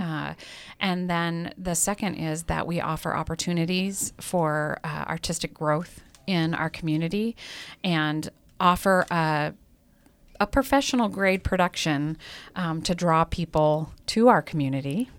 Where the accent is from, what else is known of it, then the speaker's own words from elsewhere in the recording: Missoula, Montana, United States; moved away as an adult; now in Great Falls, United States; I grew up in Missoula.